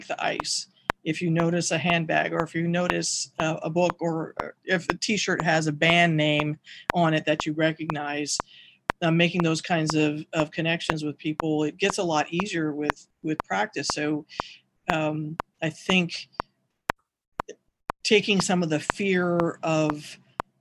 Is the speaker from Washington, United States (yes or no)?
yes; Seattle, Washington, United States; growing up in Seattle